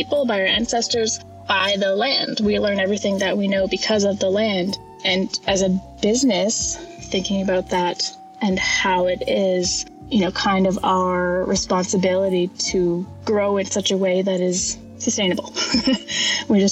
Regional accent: Homalco First Nation, British Columbia, Canada; I'm from Hamelco First Nation

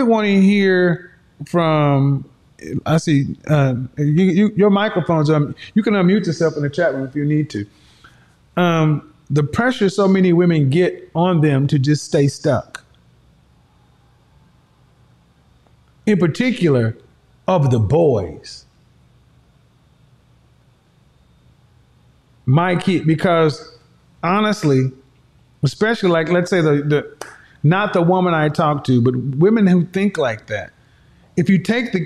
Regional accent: Oklahoma, United States; I'm from Oklahoma.

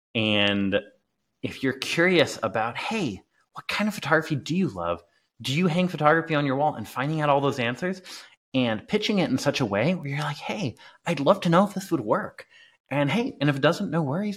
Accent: England, United Kingdom; moved away; also born or lived in Clearwater, Florida, United States; I grew up in England

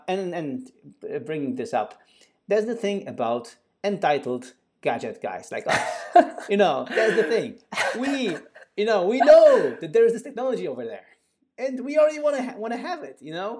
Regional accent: Poland; English is a second language; we are both from Poland, and Poland, a country, quite a big country in the Central Eastern Europe, actually is pretty advanced in contactless payments.

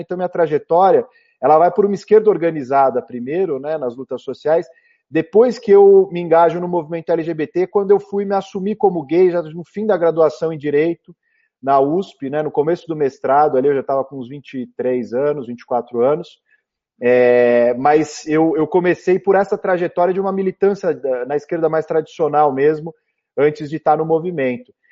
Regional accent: São Paulo, Brazil; Eu nasci em 1985, 16 de dezembro, aqui em São Paulo, na maternidade do Brás. Eu sou da Zona Leste, minha família é toda ali da Vila Matilde, Penha

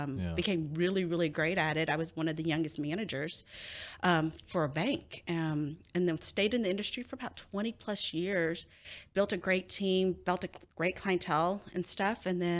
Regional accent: Cambodia; now in United States; So I was a refugee from Cambodia. So I don't know if a lot of you guys know, the Khmer Rouge invaded Cambodia. And during that time, my family had to flee our own country because they were bombing it.

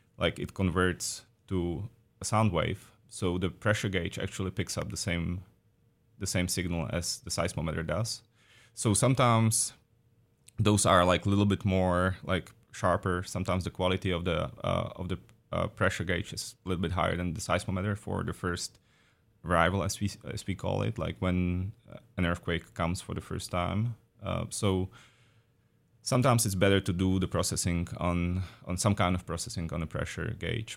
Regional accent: Czechia; moved away as an adult; also born or lived in Prague, Czech Republic; now in Oregon, United States; I am from the Czech Republic originally, so I did my undergrad and master's, too, in Prague at Charles University

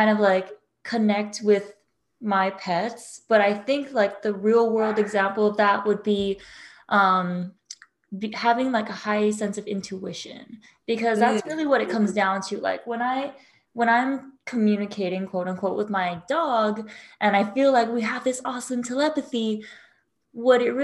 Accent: Hawaii, United States; I grew up in Hawaii

